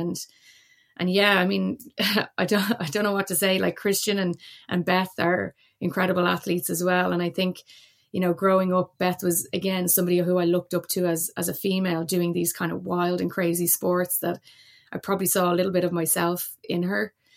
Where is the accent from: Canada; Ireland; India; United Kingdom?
Ireland; Dublin, Leinster; moved away as an adult; now in Cork, Ireland; my background is, is Dublin, born and raised, but I'm actually, uh, based in Cork